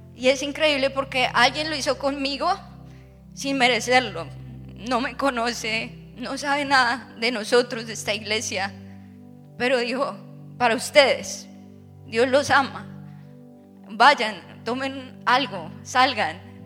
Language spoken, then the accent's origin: Spanish; Bogotá, Colombia; now in Orlando, United States; era hija de pastor, mi papá eh, tenía una iglesia muy grande, o tiene, en Bogotá